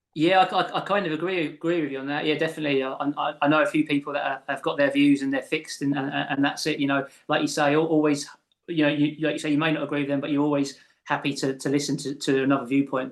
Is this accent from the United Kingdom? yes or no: yes; England, United Kingdom; I'm from south of the border.